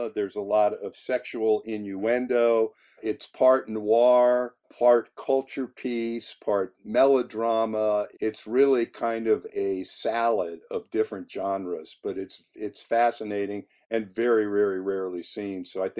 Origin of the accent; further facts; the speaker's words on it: East Coast, United States; also born or lived in San Diego, United States; now in Los Angeles, United States; I grew up on the East Coast, and I came up to LA 22 years ago, and I'm dating myself again. But I spent more time in San Diego, living in places like Linda Vista, Tierra Sana, and Scripps Ranch.